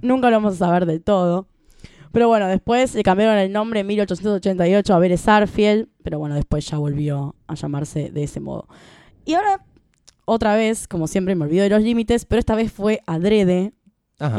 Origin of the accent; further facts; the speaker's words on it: Argentina; somos argentinos